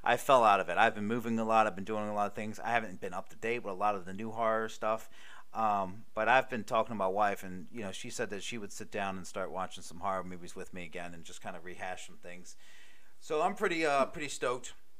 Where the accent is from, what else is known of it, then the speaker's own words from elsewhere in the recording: Maryland, United States; I'm from Maryland.